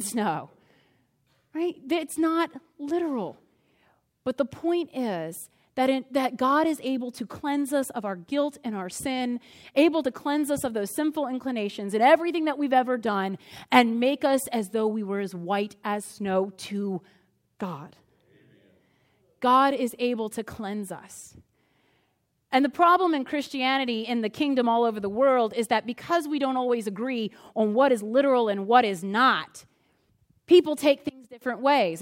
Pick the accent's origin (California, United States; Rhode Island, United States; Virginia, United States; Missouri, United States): Virginia, United States; Crozet; I'm from Crozet